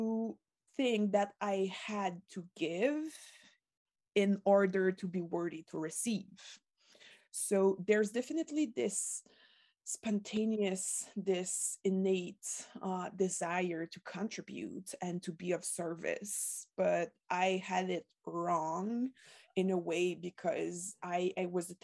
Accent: Quebec, Canada; first language French; English is a second language; I was born in Quebec, in a middle-class family

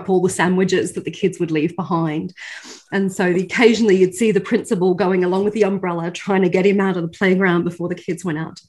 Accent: Australia; accent: not quite Australian; also born or lived in United Kingdom; And I'm, as you can probably tell by my not quite Australian accent, I'm British Australian. So I have both nationalities and both passports. And I've lived in both countries and taught in both countries.

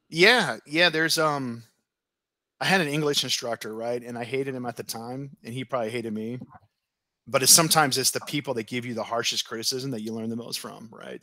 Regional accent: Oregon, United States; moved away as an adult; I was from Oregon, and here I was on the other side of the country

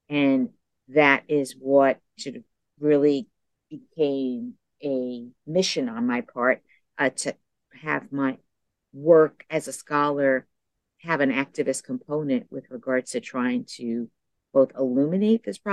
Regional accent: New York City, New York, United States; growing up in New York City

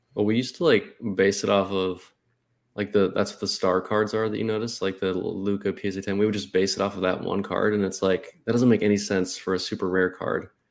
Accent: Arizona, United States; I'm from Arizona

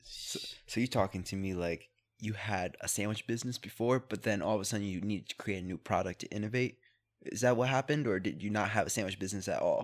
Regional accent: Camden, New Jersey, United States; I was born in Camden

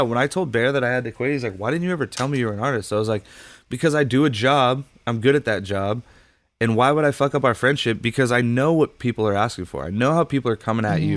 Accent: Huntington Beach, California, United States; also born or lived in Los Angeles, California; I grew up in Huntington Beach

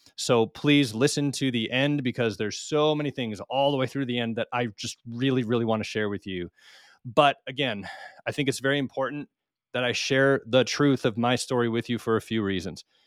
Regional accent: Minnesota, United States; now in Missouri, United States; although we are from Minnesota, we are currently living on our homestead in the Ozark Mountains in south central Missouri

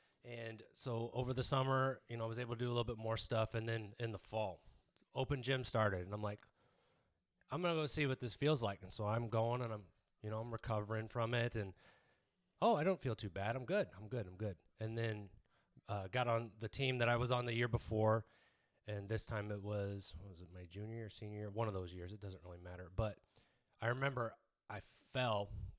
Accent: Biloxi, Mississippi, United States; born there; also born or lived in Lakenheath, England; I was born in Biloxi, Mississippi, and at 3 years old, we went over there.

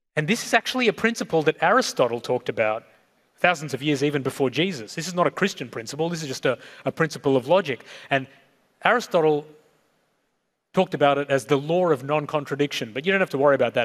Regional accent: Sri Lanka; I was born in Sri Lanka, so I'm South Asian. ethnically

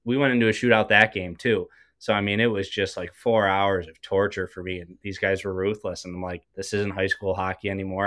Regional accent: Buffalo, New York, United States; I'm from Buffalo. I played locally for a bit

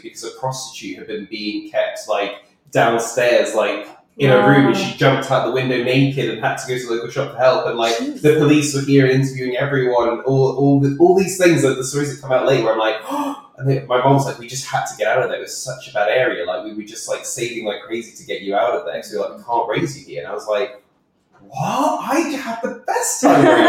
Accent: Midlands, United Kingdom; moved away as an adult; also born or lived in London; growing up in the Midlands

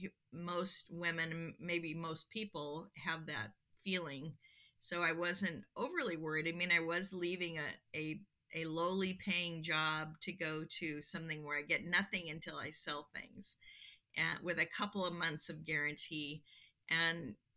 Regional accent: Seattle, Washington, United States; I grew up in Seattle

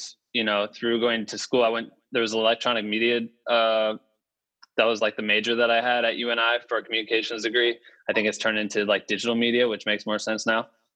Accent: Cedar Falls, Iowa, United States; moved away as an adult; also born or lived in Waterloo, Iowa; now in Los Angeles, United States; I'm from Cedar Falls, Iowa, originally, in Waterloo. And I went to Cedar Falls High School, University of Northern Iowa

